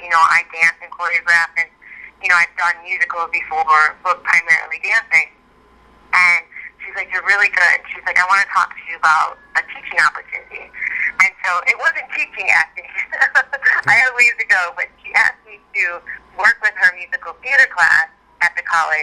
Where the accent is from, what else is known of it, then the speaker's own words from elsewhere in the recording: Chicago, Illinois, United States; moved away as an adult; now in Los Angeles, United States; which was really fun to kind of do in my hometown